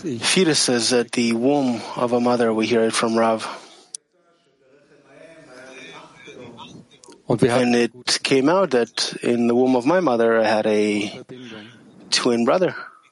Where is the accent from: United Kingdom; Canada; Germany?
Germany; I grew up in Germany and I always felt, where can I find the Creator?